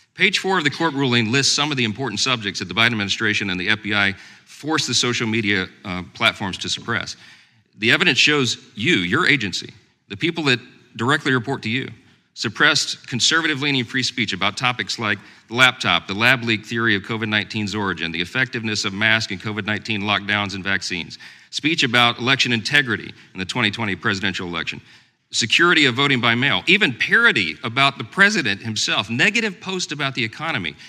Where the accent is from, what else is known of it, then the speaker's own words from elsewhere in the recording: Louisiana, United States; my home state of Louisiana